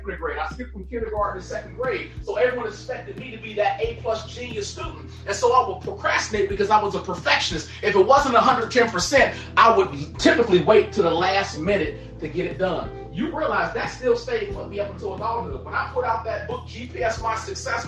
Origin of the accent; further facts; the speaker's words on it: Gary, Indiana, United States; I grew up poor in Gary, Indiana